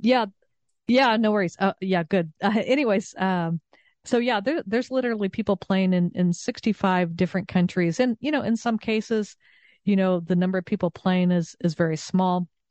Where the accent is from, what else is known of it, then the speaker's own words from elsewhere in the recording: Southern California, United States; also born or lived in Texas; now in Connecticut, United States; I grew up in Southern California and then I lived in Texas for many years